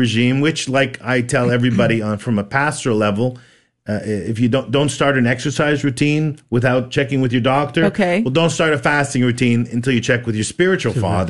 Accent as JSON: {"language": "English", "town": "Montreal", "region": "Quebec", "country": "Canada", "tie": "born or raised there", "moved": "as an adult", "lives_now": "Texas, United States", "said": "Originally born and raised in Montreal, Canada."}